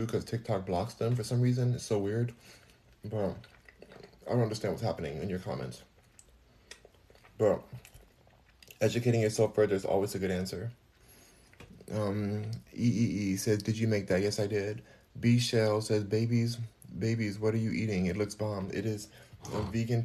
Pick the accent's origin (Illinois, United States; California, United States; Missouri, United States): California, United States; Los Angeles; also born or lived in Houston, Texas; Los Angeles, California, but I'm in Houston right now